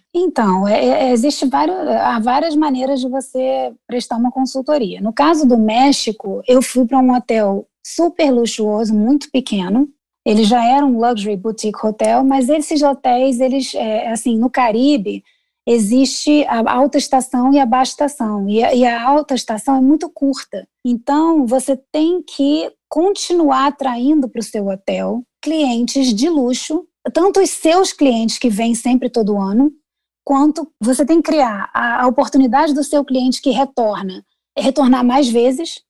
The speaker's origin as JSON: {"language": "Portuguese", "region": "Rio de Janeiro", "country": "Brazil", "tie": "born or raised there", "also_born_or_lived": "New York, United States / India / Dubai / Italy", "moved": "as an adult", "lives_now": "Chicago, United States", "said": "nasci no Rio de Janeiro e pratiquei advocacia por muitos anos"}